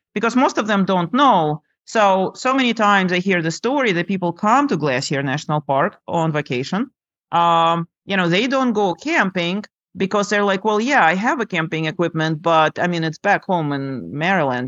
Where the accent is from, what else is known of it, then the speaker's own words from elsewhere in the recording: Lithuania; moved away; I grew up in Lithuania on the shores of uh, Baltic Sea, very pretty country